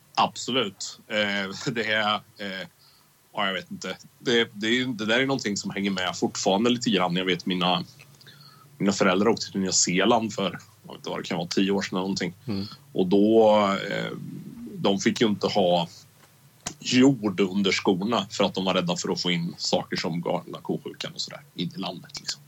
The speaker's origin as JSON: {"language": "Swedish", "town": "Karlskoga", "region": "Örebro County", "country": "Sweden", "tie": "born or raised there", "said": "min hemstad"}